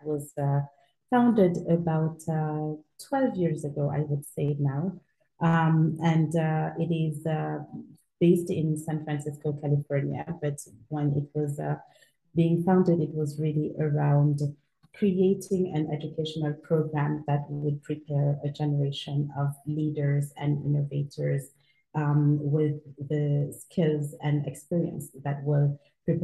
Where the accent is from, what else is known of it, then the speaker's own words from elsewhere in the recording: Senegal; moved away as an adult; also born or lived in United States / China; I am originally from Senegal, West Africa, and that's where I currently live.